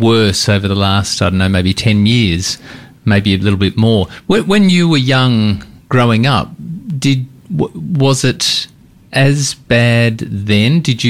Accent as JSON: {"language": "English", "town": "Sydney", "region": "New South Wales", "country": "Australia", "moved": "yes", "lives_now": "Melbourne, Australia", "said": "I'm from Sydney originally, and when I moved down here"}